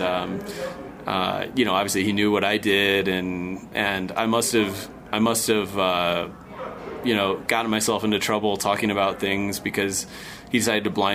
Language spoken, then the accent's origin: English; United States; I'm American